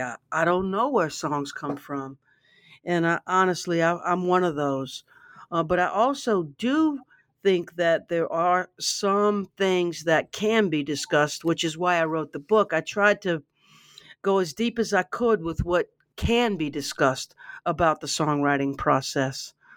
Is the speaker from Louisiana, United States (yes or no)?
yes; Baton Rouge, Louisiana, United States; I grew up in Baton Rouge